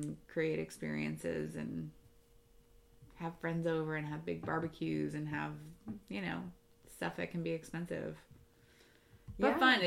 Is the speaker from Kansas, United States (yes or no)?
no; Florida, United States; moved away as an adult; I grew up in Florida